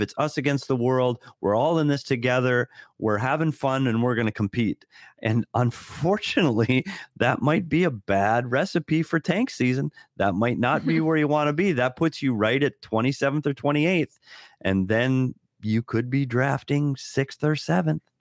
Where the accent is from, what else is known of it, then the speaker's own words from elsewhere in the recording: United States; as an American, working around a bunch of Canadians all the time